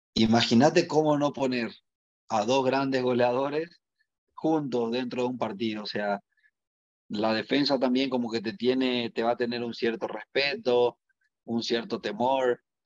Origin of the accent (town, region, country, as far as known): Paraguay; moved away as an adult; also born or lived in Mexico